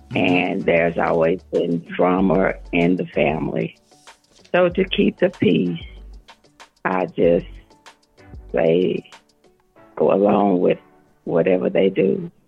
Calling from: Livingston, Texas, United States; I'm from Texas.

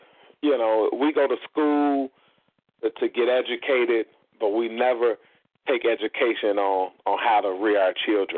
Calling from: Indiana, United States; I'm in Indiana.

